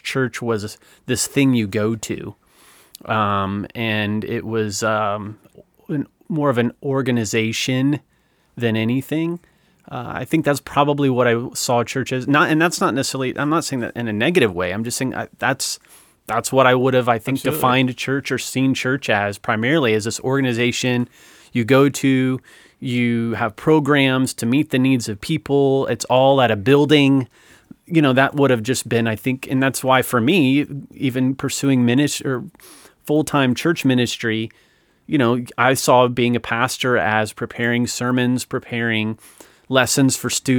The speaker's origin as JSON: {"language": "English", "region": "Ohio", "country": "United States", "tie": "born or raised there", "said": "Now, mind you, I'm growing up in North Central Ohio. So this is, you know, three time zones, I think, away."}